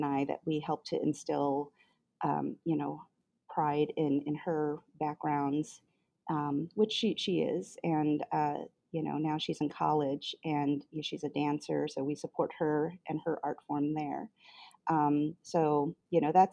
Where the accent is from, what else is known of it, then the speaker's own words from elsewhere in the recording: Chicago, Illinois, United States; also born or lived in Korea / Jemez Pueblo, New Mexico; I am a Chicagoan. I grew up here in the city of Chicago, so this is my hometown